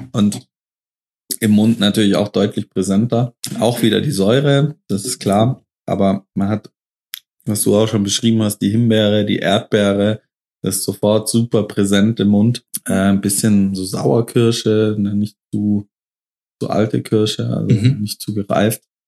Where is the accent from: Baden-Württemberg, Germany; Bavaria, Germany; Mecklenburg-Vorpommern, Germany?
Baden-Württemberg, Germany; near Stuttgart; wir sind in meiner Heimat. Ähm, Baden-Württemberg, Nähe von Stuttgart, so 30 Kilometer nördlich von Stuttgart